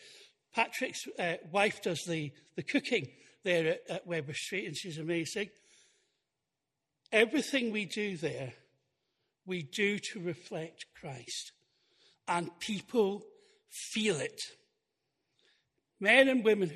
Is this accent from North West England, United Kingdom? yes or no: no; Highlands of Scotland, United Kingdom; I'm from the Highlands of Scotland